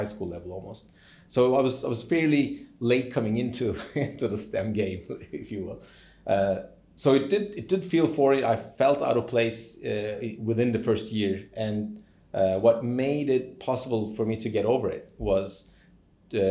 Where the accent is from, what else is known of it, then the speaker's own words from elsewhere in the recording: Turkey; moved away as an adult; also born or lived in United States; now in Cambridge, United Kingdom; born and raised in Turkey